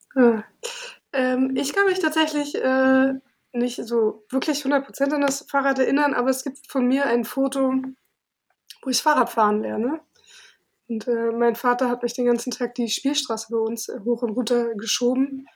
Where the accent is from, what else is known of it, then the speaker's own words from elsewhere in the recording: Berlin, Germany; also born or lived in Cologne; Ich komme aus Berlin